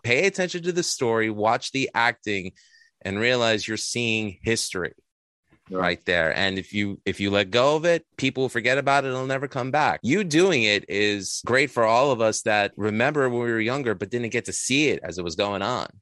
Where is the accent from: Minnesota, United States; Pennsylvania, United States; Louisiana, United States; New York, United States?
New York, United States; New York City; I'm from Astoria, Queens, originally born and bred